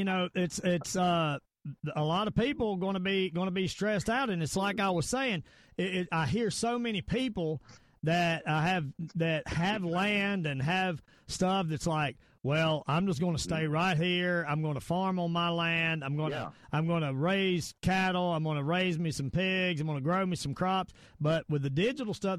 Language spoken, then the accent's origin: English; United States; I am American